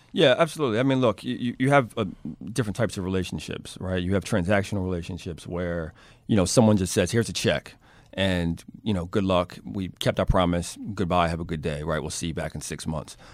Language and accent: English; Baltimore, Maryland, United States; born and raised in Baltimore, uh, lived most of my life in, uh, West Baltimore